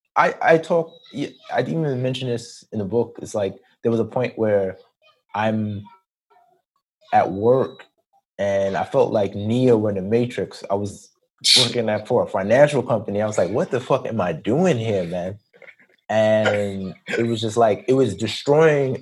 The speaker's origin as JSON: {"language": "English", "town": "New York City", "region": "New York", "country": "United States", "tie": "born or raised there", "also_born_or_lived": "Atlanta, Georgia", "moved": "as an adult", "said": "am born and raised in Queens, New York"}